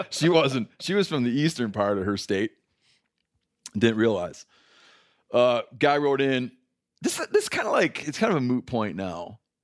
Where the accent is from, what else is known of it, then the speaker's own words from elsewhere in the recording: Michigan, United States; growing up in Michigan